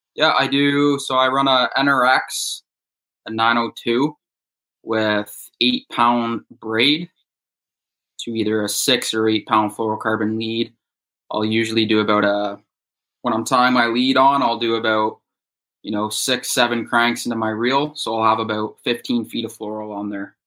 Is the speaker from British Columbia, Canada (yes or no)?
no; Bowmanville, Ontario, Canada; I'm from Bowmanville, Ontario, which is about an hour east of Toronto. I've lived here since I was five years old